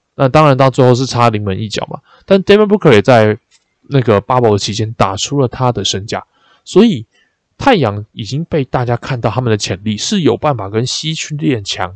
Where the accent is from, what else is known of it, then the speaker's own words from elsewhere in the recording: Taipei, Taiwan; 身为一个台北人，就是二十几年来第一次泡到基隆河里面